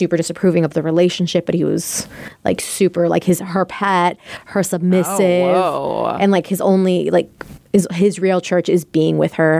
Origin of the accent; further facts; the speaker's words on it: Ireland; Growing up in Ireland, the church is always there.